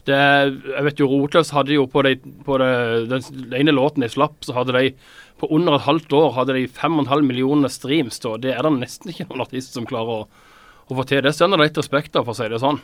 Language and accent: Norwegian; Åseral, Agder, Norway; Jeg kommer fra Åseral, eh, som jo er da helt nord i Vest-Agder